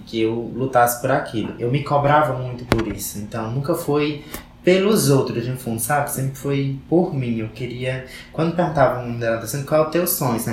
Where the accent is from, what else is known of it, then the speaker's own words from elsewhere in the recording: Caririaçu, Ceará, Brazil; Eu sou do CID de Carilhaçu, que vocês também já conhecem, né? É o CID Santa Maria, fica a 18 quilômetros de Carilhaçu.